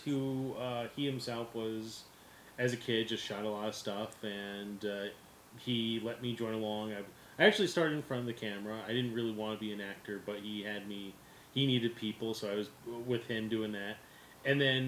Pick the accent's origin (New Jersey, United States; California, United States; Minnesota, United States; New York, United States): New Jersey, United States; I'm from Jersey